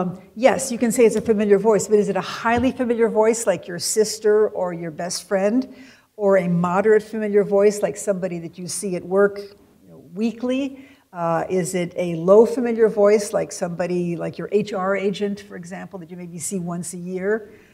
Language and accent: English; West Coast, United States; because we're from the West Coast, and we can't tell them apart